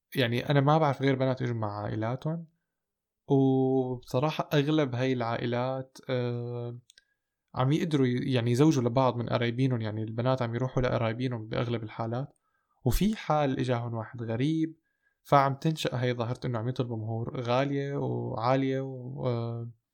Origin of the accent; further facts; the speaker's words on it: Damascus, Damascus Governorate, Syria; moved away as an adult; also born or lived in Golan Heights; now in Germany; كنت مولود وسكنت بالشام لحد 2014 أه، بس أنا أهلي من الجولان وموجود حاليا بألمانيا من خمس سنين